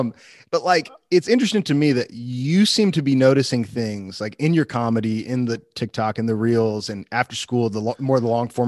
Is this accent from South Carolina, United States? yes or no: no; Illinois, United States; so I grew up near Chicago, and I did not grow up a Christian, at least not until I was in high school